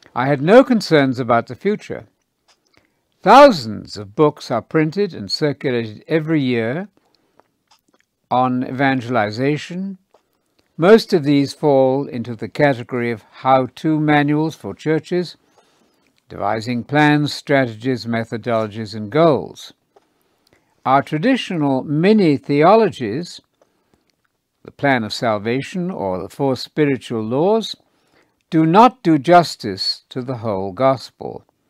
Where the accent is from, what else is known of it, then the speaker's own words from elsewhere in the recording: United Kingdom; moved away; Britain, where I grew up in the Church of England